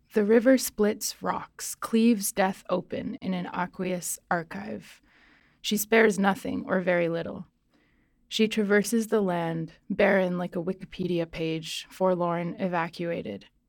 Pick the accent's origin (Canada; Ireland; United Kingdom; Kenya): Canada; Nova Scotia; also born or lived in southern Mexico; now in British Columbia, Canada; I grew up in Nova Scotia, actually, in, like, a really rural place and then grew up kind of between there and southern Mexico, and now I've been in B C for, like, eight years.